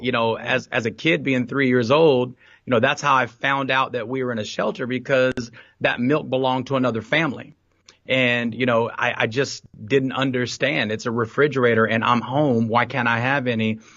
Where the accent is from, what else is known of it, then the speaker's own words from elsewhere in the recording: Fort Worth, Texas, United States; also born or lived in San Jose, California; I'm from Fort Worth, Texas, uh, born and raised, um, on the east side of Fort Worth